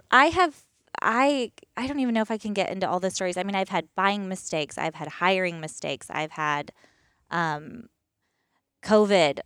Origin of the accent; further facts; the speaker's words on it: East Coast, United States; moved away as an adult; also born or lived in Pacific Northwest; born and raised on the East Coast